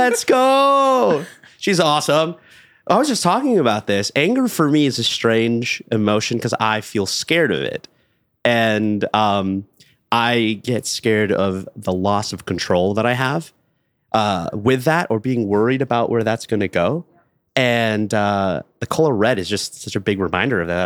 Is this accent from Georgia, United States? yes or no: no; Los Angeles, California, United States; I was born and raised in Los Angeles, California